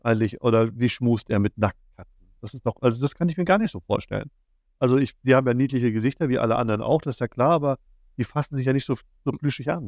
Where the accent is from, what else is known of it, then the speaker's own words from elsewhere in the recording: Schwerin, Mecklenburg-Vorpommern, Germany; Wir kommen aus Schwerin.